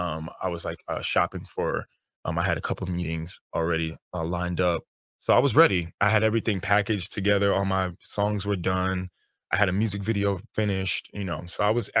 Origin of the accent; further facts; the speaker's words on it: New York, United States; I'm from New York